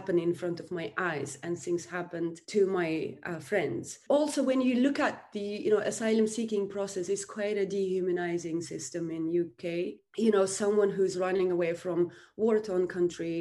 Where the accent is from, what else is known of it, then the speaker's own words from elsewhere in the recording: Uzbekistan; moved away as an adult; now in United Kingdom; I'm from Uzbekistan. I came to United Kingdom 2004